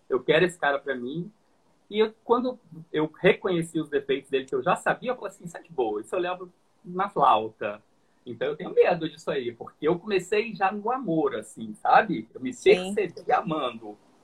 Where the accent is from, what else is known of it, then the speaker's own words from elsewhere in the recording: Minas Gerais, Brazil; o Douglas também é como mineiro, igual eu